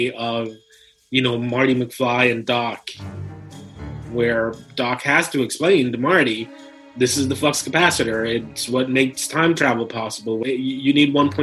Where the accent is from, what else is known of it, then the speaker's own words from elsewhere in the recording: Puerto Rico; English is a second language; moved away; I was born and raised in Puerto Rico, so English is my second language